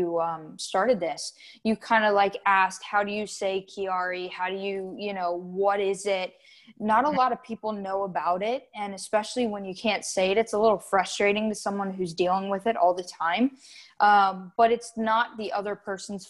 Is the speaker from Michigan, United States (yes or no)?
no; South Florida, United States; I'm from South Florida, born and raised